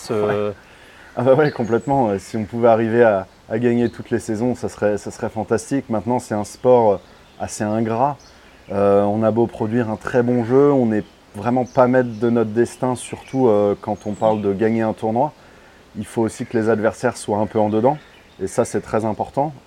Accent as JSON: {"language": "French", "town": "Paris", "region": "Île-de-France", "country": "France", "said": "Je suis parisien"}